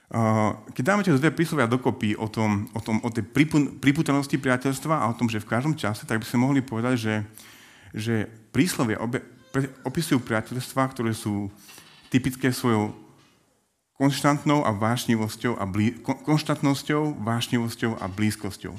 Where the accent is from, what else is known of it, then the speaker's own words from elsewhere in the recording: Prešov, Prešov Region, Slovakia; now in Bratislava, Slovakia; Pôvodne som z Prešova